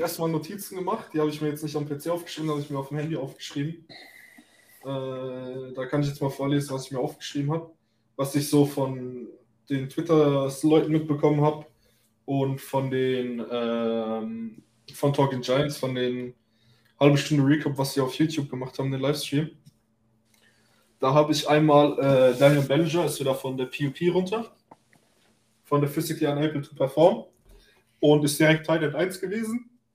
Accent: Germany; bei uns in Deutschland

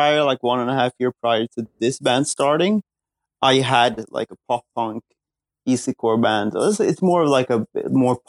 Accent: Gothenburg, Västra Götaland, Sweden; my hometown Gothenburg

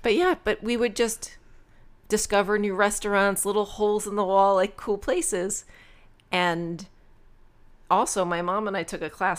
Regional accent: Rockland County, New York, United States; also born or lived in Long Island, New York / Flushing, Queens, New York; We lived in Queens, in Flushing, and then we moved up to Rockland County

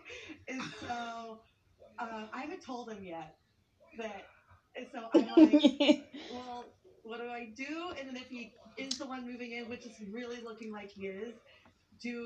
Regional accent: Oklahoma, United States; also born or lived in Queens, New York; now in New York, United States; I'm originally from Oklahoma. I'm in New York now in Queens

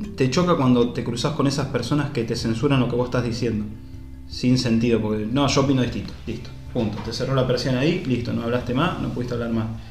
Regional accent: Carcarañá, Santa Fe, Argentina; acá en Carcarañá, de donde soy

